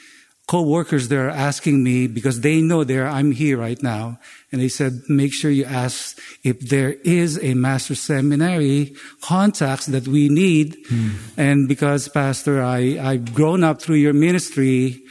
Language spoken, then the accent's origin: English; Philippines; now in United States; I'm a Filipino-American.